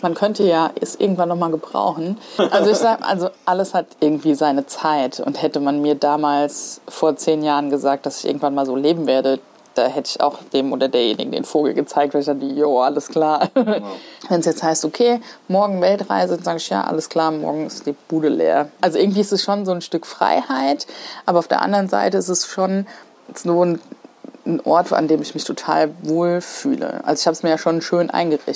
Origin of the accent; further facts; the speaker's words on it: Mainz, Hesse, Germany; Ich komme tatsächlich äh, hier aus Mainz. Also ich bin echt Menser Mädchen und ich bin in Kostheim groß geworden tatsächlich. bin aber hier in Mainz geboren